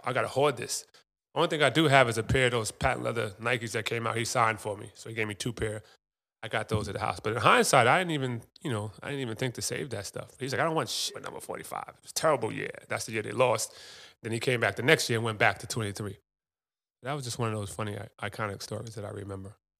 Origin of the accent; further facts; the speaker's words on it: New York, United States; Ron Artest, so I grew up with in New York